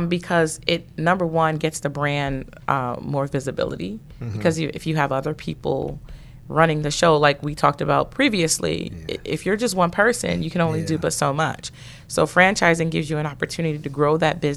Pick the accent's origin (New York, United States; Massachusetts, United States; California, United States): New York, United States; New York City; moved away; also born or lived in Atlanta; I grew up in Brooklyn, New York.